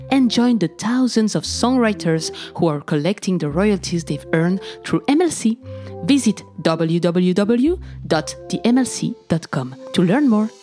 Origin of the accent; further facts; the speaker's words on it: Cameroon; also born or lived in Madagascar; I'm from Cameroon and Madagascar